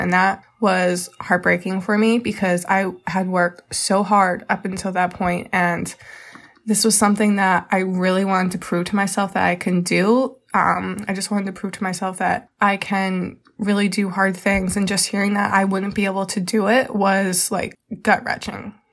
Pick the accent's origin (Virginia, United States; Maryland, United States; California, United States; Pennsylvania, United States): Pennsylvania, United States; Reading; I am from Reading, Pennsylvania